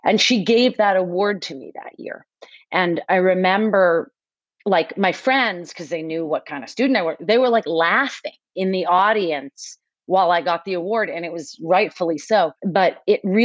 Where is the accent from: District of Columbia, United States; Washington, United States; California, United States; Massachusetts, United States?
Massachusetts, United States; Westwood; I grew up like in a suburb outside of Boston, Mass, and called Westwood